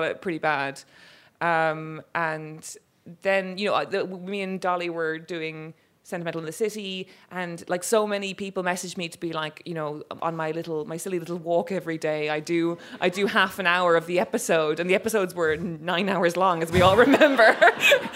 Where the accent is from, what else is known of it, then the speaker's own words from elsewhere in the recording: Cork, Munster, Ireland; I'm from Cork.